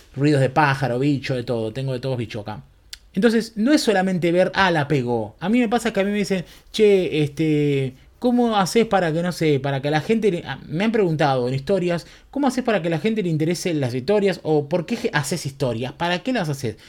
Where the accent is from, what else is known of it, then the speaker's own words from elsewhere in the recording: Berazategui, Buenos Aires Province, Argentina; also born or lived in Quilmes; viví en Verazategui toda mi vida